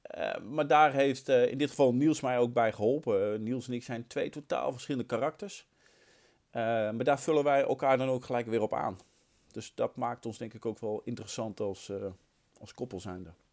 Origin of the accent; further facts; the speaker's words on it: Utrecht, Netherlands; also born or lived in Nieuwegein; mijn eerste scheidsrechtersvak, regio Utrecht. Ehm, ik ben geboren in de Meren